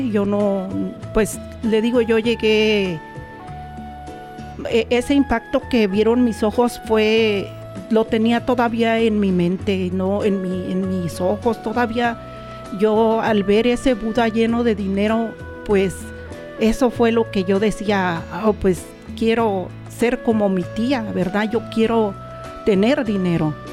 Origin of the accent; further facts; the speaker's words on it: Comonfort, Guanajuato, Mexico; moved away as an adult; also born or lived in Querétaro; eh, originaria pues de México, el estado Guanajuato. Mi pueblo se llama Comonfort, Guanajuato.